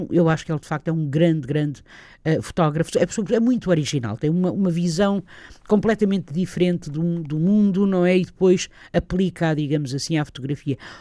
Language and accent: Portuguese; the North, Norte, Portugal; eu sou daqui do Norte